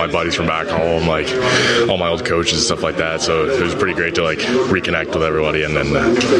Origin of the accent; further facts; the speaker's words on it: Barrie, Ontario, Canada; Barry, my hometown